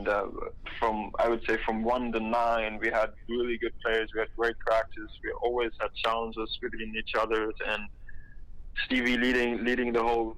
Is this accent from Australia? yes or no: no; Germany; English is a second language; moved away as an adult; also born or lived in Los Angeles, United States; I'm coming from Germany